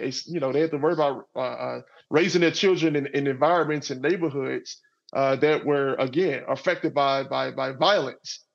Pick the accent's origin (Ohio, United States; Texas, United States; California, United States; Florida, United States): Texas, United States; Garland; I grew up in in in Garland, Texas, which is a suburb of Dallas. So I grew up in I grew up in the South